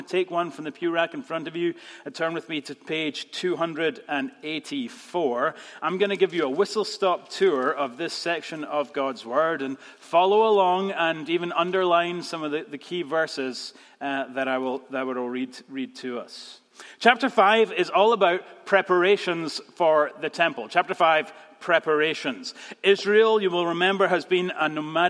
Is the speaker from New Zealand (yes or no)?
no; Scotland, United Kingdom; moved away; we're still Scottish